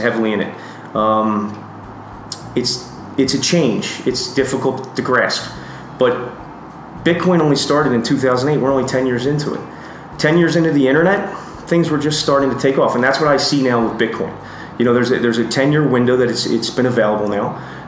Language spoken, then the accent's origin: English; United States; now in Costa Rica; I'm originally from the United States